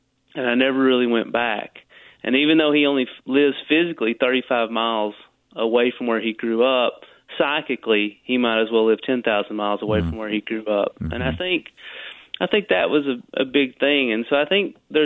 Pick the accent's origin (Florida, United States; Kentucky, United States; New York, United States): Kentucky, United States; Corbin; growing up in a place like Corbin